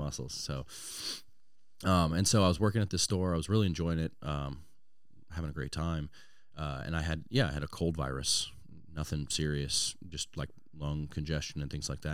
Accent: Louisiana, United States; born or raised there; also born or lived in Washington State

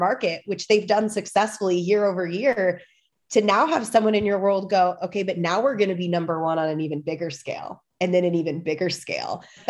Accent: Midwest, United States; also born or lived in central Illinois; I am from the Midwest. I live in the absolute middle of nowhere in central Illinois.

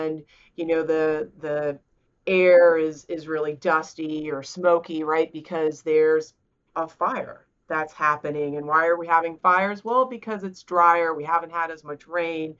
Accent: South Carolina, United States; I'm from South Carolina, right? I live in the heart of what you consider red states

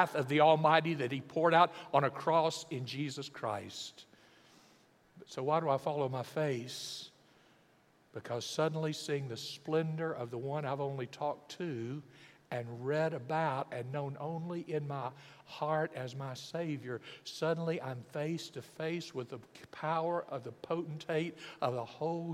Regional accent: Alabama, United States; I'm from Alabama

